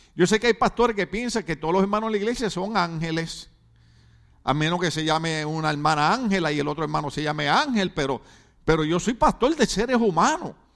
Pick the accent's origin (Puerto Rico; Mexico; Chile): Puerto Rico; moved away as an adult; now in California, United States; yo soy puertorriqueño